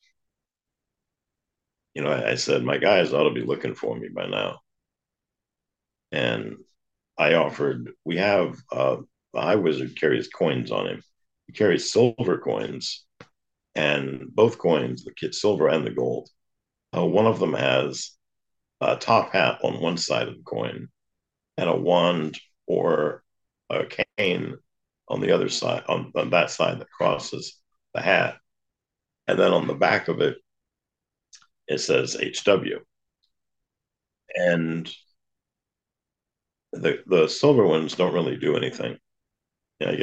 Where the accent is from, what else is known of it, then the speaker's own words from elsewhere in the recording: the South, United States; I grew up in the South